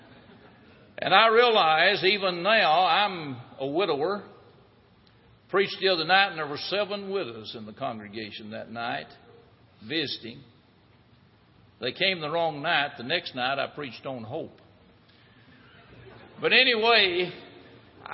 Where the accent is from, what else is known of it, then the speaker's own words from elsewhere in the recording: United States; When I was growing up in Jackson County